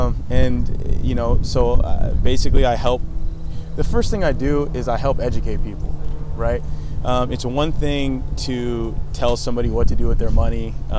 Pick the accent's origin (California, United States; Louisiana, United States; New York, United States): California, United States; Los Angeles; born or raised there; also born or lived in Canada